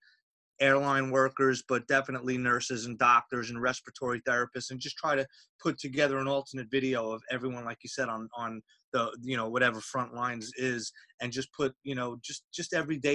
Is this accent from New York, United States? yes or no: yes; Long Island, New York, United States; moved away as an adult; now in Los Angeles, United States; I grew up in Long Island, New York.